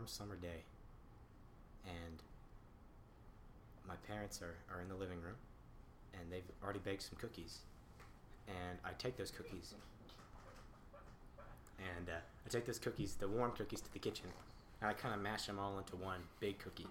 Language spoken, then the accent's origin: English; Canada; Being a Canadian